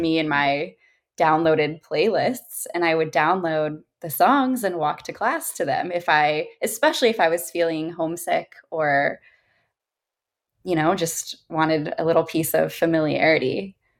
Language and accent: English; Orange County, California, United States; I grew up in Orange County. I'm a SoCal girl